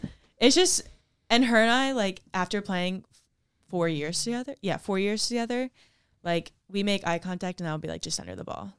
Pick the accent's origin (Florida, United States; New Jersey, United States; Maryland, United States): New Jersey, United States; Ocean City; I grew up in Ocean City, New Jersey